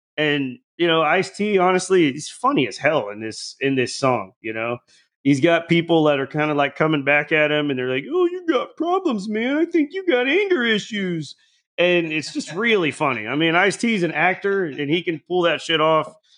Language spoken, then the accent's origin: English; the South, United States; I grew up in the South